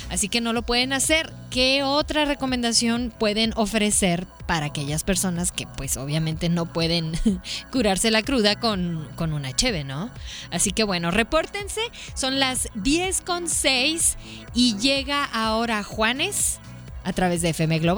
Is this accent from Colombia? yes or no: no; Mexico; La mexicana, así somos los mexicanos nos hacen cosquillitas